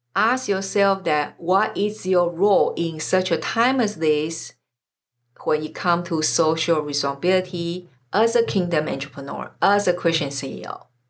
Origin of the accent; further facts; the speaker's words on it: Taiwan; moved away; I'm originally from Taiwan